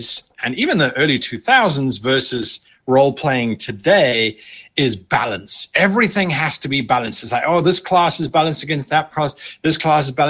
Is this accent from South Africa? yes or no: yes; South Africa; moved away; I'm originally from South Africa, and so we were very, very isolated.